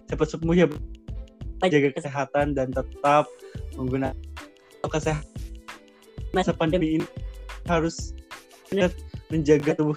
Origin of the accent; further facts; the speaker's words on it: Purwakarta, West Java, Indonesia; saya eh, lahir dan besar di kota Purwakarta, yaitu yang di Jawa Barat